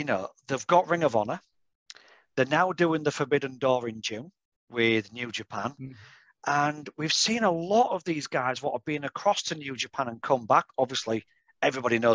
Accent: Yorkshire and the Humber, United Kingdom; I'm from Yorkshire, so it's just over like the Pennines.

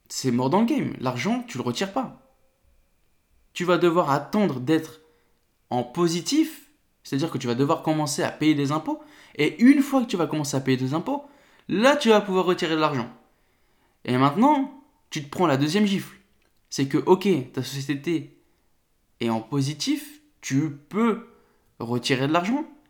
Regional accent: north of France, France; je viens du nord de la France

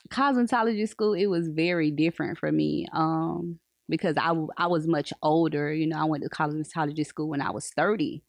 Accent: Polk County, Florida, United States; I was raised in Polk, so I've been in Polk all my life

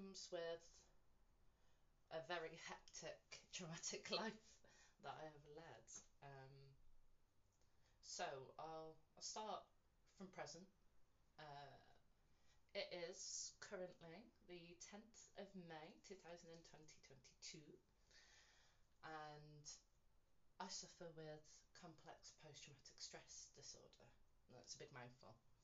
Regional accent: West Midlands, United Kingdom; I was born in England, the West Midlands to be more, to be precise.

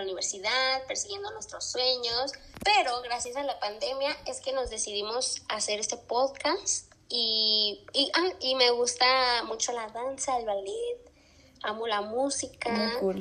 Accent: Zacatecas, Mexico; moved away as an adult; also born or lived in Aguascalientes; nací en Aguascalientes, mis papás son docentes, amantes de la música. Este, también tengo una hermana y yo me vine a, a vivir a Zacatecas cuando tenía como cuatro años

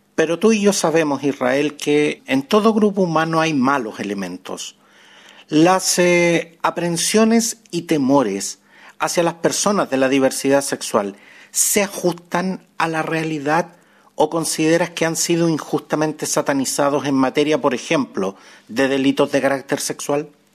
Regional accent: Chile; acá en mi país, en Chile

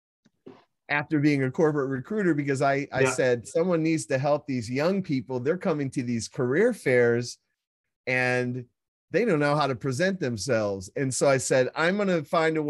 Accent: Midwest, United States; I was born and raised in the Midwest in a blue collar family

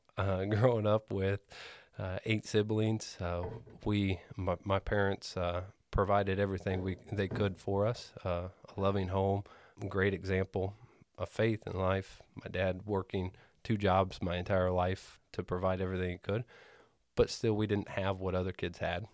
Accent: Greenfield, Indiana, United States; I grew up in Greenfield.

